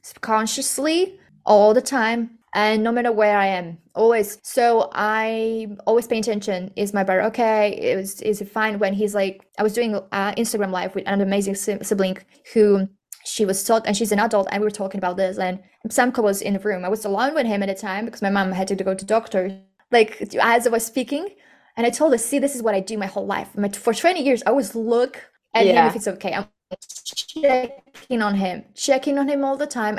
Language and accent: English; Slovakia; we are from Slovakia